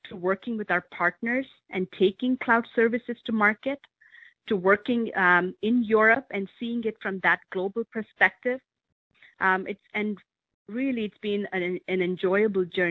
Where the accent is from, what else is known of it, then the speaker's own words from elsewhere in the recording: India; moved away as an adult; now in Medina, United States; I grew up in India